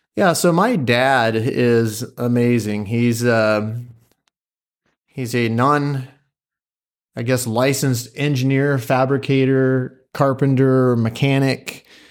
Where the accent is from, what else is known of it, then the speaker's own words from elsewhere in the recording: Pleasant Hill, Oregon, United States; also born or lived in Springfield, Oregon; I am from Pleasant Hill, grew up in Pleasant Hill for the most part